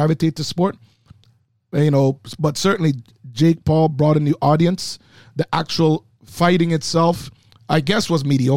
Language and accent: English; Manchester, Jamaica; moved away; Growing in Manchester, Jamaica